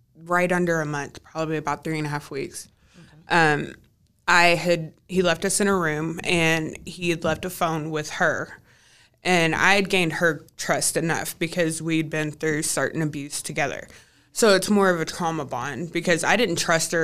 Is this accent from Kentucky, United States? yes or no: yes; Kentucky, United States; also born or lived in California; came back to my hometown